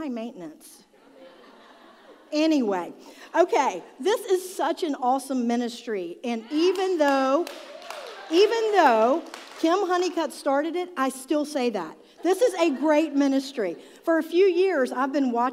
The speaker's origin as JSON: {"language": "English", "town": "Charlotte", "region": "North Carolina", "country": "United States", "tie": "born or raised there", "said": "I grew up in South Charlotte."}